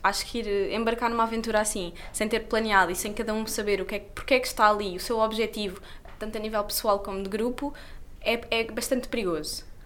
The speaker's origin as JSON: {"language": "Portuguese", "region": "Lisbon", "country": "Portugal", "tie": "born or raised there", "said": "eu nasci em Lisboa e vivia em Lisboa"}